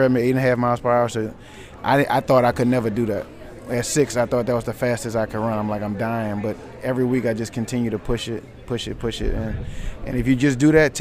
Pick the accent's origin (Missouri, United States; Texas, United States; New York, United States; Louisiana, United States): Louisiana, United States; New Orleans; Right here in New Orleans, Louisiana, out of the 7 Ward, right here